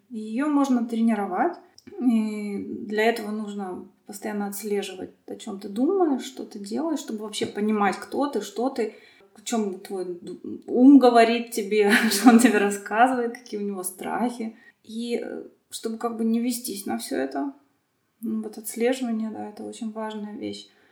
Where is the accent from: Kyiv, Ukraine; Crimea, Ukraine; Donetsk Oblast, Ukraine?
Crimea, Ukraine; Sevastopol; я родом из Крыма, потому что Крым большую роль играет вообще в моей жизни сейчас, и что-то там такое есть. Я вот из Севастополя